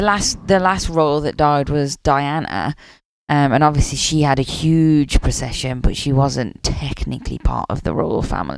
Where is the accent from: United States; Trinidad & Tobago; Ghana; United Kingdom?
United Kingdom; moved away; I'm losing my British